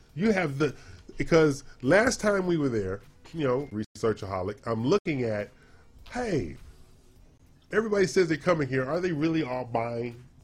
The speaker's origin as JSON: {"language": "English", "region": "California", "country": "United States", "tie": "born or raised there", "moved": "yes", "lives_now": "Texas, United States", "said": "my home state"}